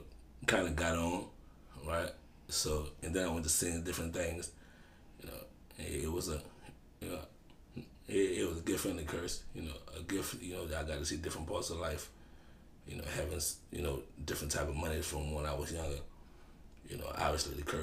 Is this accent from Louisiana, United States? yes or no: yes; New Orleans, Louisiana, United States; I'm from the Ninth Ward Desire housing project.